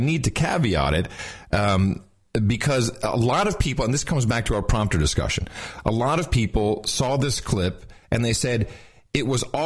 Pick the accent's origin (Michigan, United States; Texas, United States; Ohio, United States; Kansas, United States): Texas, United States; as a Texan